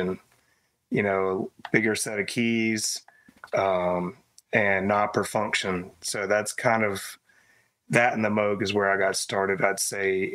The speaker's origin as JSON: {"language": "English", "town": "Greensboro", "region": "North Carolina", "country": "United States", "tie": "born or raised there"}